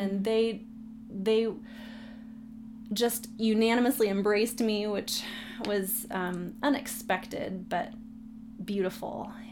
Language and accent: English; San Diego, California, United States; I was born and raised in San Diego.